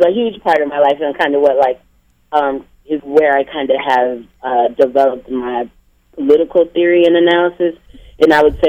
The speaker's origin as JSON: {"language": "English", "town": "Austin", "region": "Texas", "country": "United States", "tie": "born or raised there", "also_born_or_lived": "Chattanooga, Tennessee", "moved": "as an adult", "lives_now": "Atlanta, United States", "said": "I was originally born and raised in Austin, Texas"}